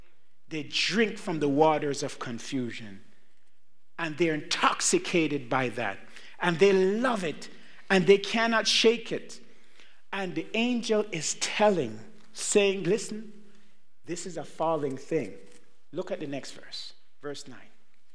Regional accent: Jamaica; born there; I was not born in the United States. Neither was I born in Canada. I was born in Jamaica.

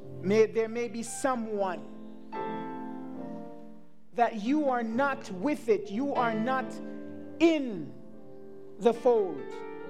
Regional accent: Montreal, Quebec, Canada; I'm here from Montreal, Canada, and it's not for a joke.

